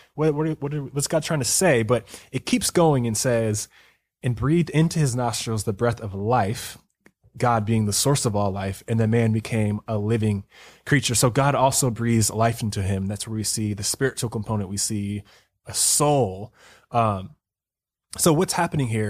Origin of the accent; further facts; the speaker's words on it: North Carolina, United States; moved away; I'm from North Carolina